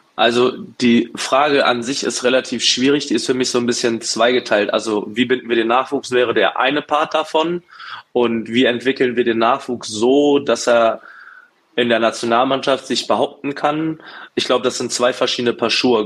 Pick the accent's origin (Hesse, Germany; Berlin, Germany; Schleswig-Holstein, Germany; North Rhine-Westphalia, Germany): Berlin, Germany; moved away as an adult; now in Duisburg, Germany; bin geboren in Berlin, aufgewachsen, bin mit 22 Jahren nach Duisburg gezogen und lebe jetzt mittlerweile zehn Jahre hier